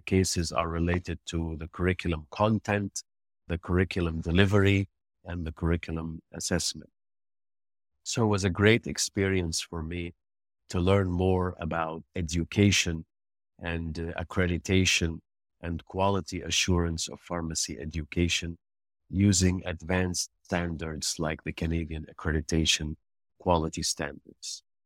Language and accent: English; Egypt; moved away as an adult; now in United Arab Emirates; I decided to return back to my home country, to Egypt